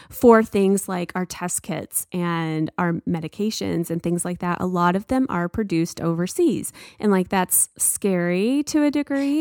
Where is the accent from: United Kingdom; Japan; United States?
United States; this pride of being an American